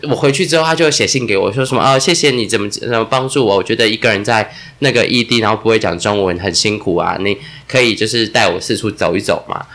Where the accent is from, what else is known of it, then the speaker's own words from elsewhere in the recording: central-southern Taiwan, Taiwan; moved away; 像我们是中南部长大的孩子